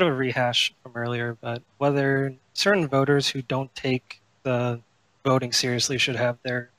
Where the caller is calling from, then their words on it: Sarasota, Florida, United States; Sarasota, Florida.